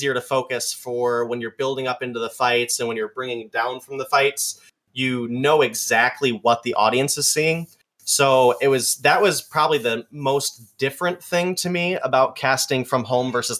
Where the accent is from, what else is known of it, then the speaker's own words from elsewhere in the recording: Michigan, United States; I'm from Michigan